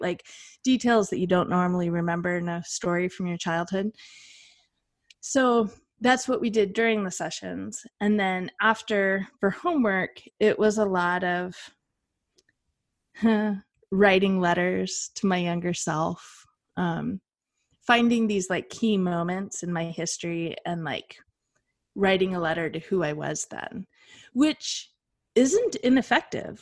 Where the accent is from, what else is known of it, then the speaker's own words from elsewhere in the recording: Western United States, United States; I am from the Western United States," like the wild, wild West